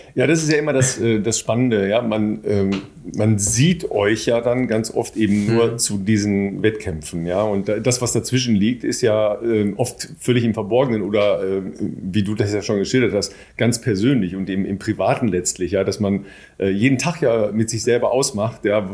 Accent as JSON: {"language": "German", "region": "Northern Germany", "country": "Germany", "said": "für uns Nordlichter"}